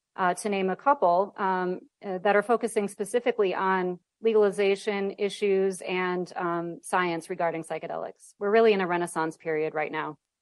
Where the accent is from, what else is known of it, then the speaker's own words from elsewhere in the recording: Midwest, United States; now in California, United States; I'm from the Midwest, and so when I go home